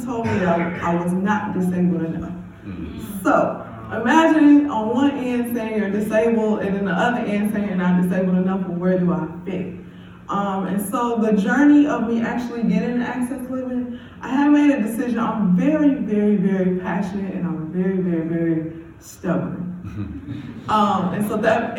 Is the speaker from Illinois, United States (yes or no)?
yes; Chicago, Illinois, United States; growing up on the south side of Englewood